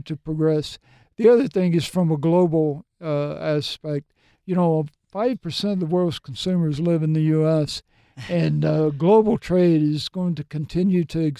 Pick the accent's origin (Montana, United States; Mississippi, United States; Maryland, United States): Mississippi, United States; moved away as an adult; also born or lived in Tennessee / New Jersey; grew up in Mississippi, then I was transferred to Tennessee